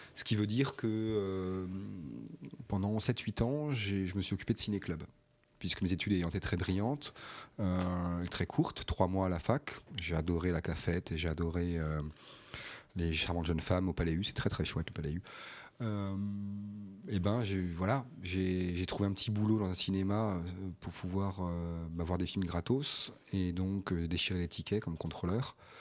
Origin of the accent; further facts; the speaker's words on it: Colmar, Grand Est, France; also born or lived in Strasbourg; je suis né à Colmar et que euh, je suis arrivé à Strasbourg à 16 ans